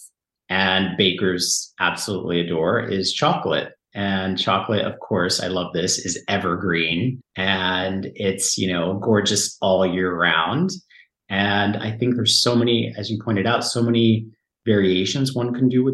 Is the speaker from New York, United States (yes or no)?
no; San Diego, California, United States; moved away as an adult; now in France; Southern California, where I grew up in San Diego